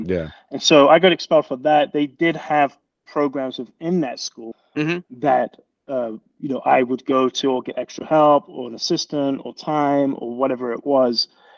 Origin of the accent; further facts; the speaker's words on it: London, United Kingdom; I'm from England